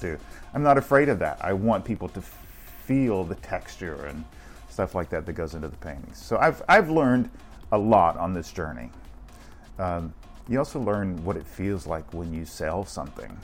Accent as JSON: {"language": "English", "town": "Beaver Dam", "region": "Kentucky", "country": "United States", "tie": "born or raised there", "moved": "yes", "lives_now": "Orlando, United States", "said": "I was born in a little small town called Beaver Dam, Kentucky"}